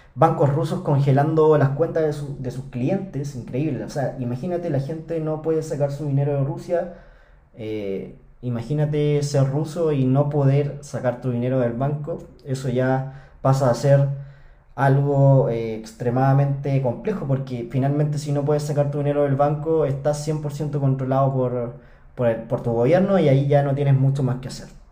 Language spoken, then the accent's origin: Spanish; Chile; acá en Chile, en mi país